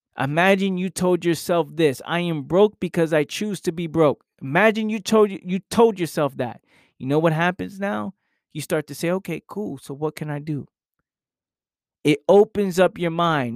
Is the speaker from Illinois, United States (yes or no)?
no; New York City, New York, United States; now in South Jersey, United States; I grew up in New York. I now live in South Jersey